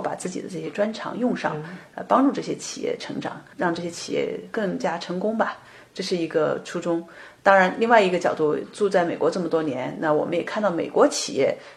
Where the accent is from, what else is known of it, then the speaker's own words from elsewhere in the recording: China; moved away as an adult; now in United States; 我们作为中国人，在美国或者在其他的国家语言不同